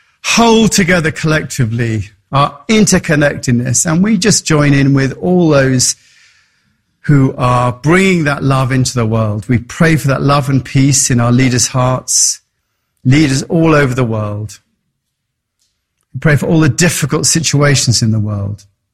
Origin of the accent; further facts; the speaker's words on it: England, United Kingdom; moved away; And that's why I came from England to be in that environment.